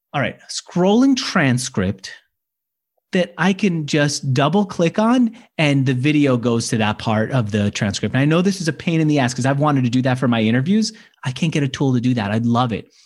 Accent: New York, United States; now in San Francisco, United States; I was born in New York. I am in San Francisco

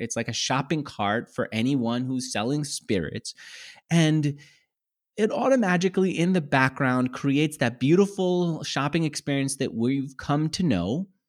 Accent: California, United States; I come from California where you could buy whiskey, good whiskey at Trader Joe's at a great price.

